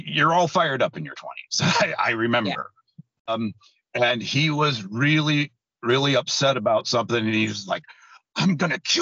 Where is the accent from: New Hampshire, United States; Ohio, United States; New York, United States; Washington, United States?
Washington, United States; Tacoma; I was born in Tacoma. My parents were born in Tacoma